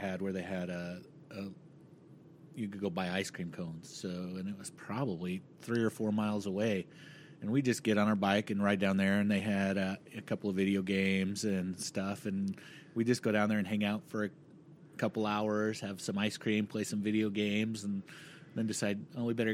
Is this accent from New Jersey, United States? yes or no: no; Ogden, Utah, United States; I grew up in Ogden, and there's a comic store downtown Ogden